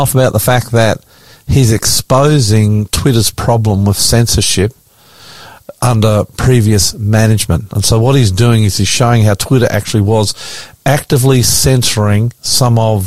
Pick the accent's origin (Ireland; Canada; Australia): Australia; Queensland; my home state of Queensland, just outside of Brisbane, a couple of hours